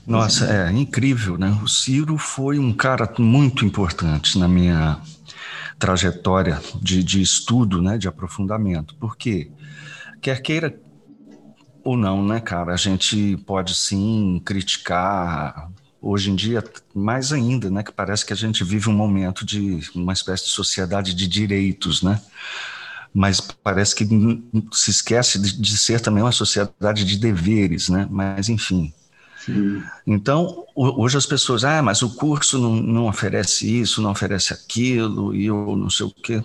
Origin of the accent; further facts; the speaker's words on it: Belo Horizonte, Minas Gerais, Brazil; moved away; also born or lived in Goiás; ainda morando em Belo Horizonte, onde eu me criei